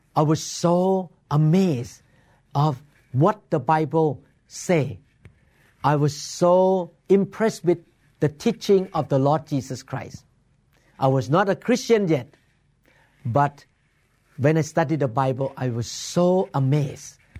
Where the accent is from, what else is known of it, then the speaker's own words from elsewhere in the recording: Bangkok, Thailand; moved away as an adult; now in Seattle, United States; I was born in Bangkok, Thailand, and my family practiced Buddhism when I was growing up